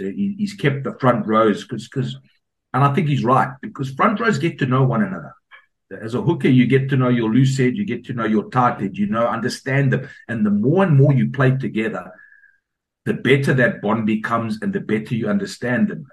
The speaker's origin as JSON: {"language": "English", "country": "South Africa", "tie": "born or raised there", "also_born_or_lived": "Scotland", "moved": "yes", "said": "I was brought up in South Africa"}